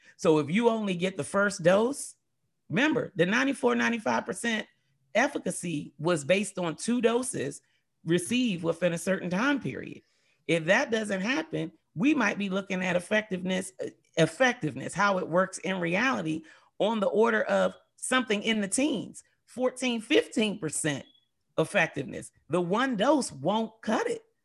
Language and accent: English; United States; growing up in America